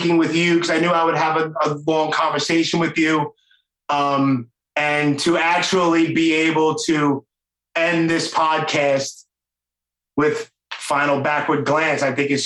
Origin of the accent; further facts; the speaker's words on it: New York City, New York, United States; accent: Brooklyn; my knucklehead Brooklyn accent